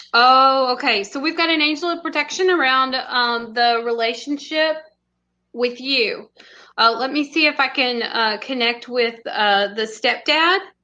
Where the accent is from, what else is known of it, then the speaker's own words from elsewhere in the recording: Texas, United States; I'm from Texas